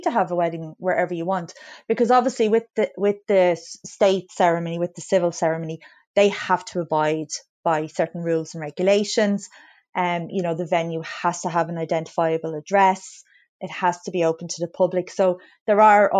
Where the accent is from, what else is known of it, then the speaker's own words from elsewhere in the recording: County Wicklow, Ireland; I'm from Wicklow, so I grew up, you know, not too far away from Glendalough